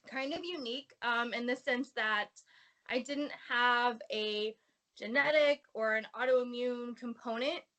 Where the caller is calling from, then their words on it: San Diego, California, United States; Uh, sunny San Diego, where we're having like record highs in January.